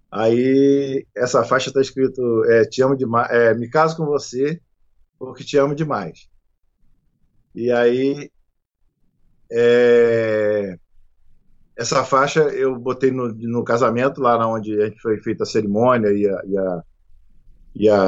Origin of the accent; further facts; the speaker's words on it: Nova Friburgo, Rio de Janeiro, Brazil; eu fui criado em Friburgo e tudo, muitos amigos, parentes também